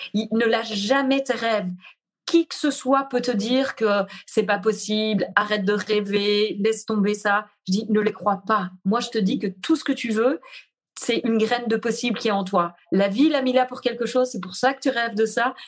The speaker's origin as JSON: {"language": "French", "region": "Brussels", "country": "Belgium", "tie": "born or raised there", "accent": "Belgian, Brussels", "moved": "as an adult", "said": "je suis revenue me poser en Belgique. Euh, et puis là, je sens que c'est vraiment ici que j'ai envie d'être. C'est ici que j'ai envie aussi euh, de, poser ça. Il y, a, il y a quelque chose, j'ai comme reconnecté vraiment à, à ma terre natale"}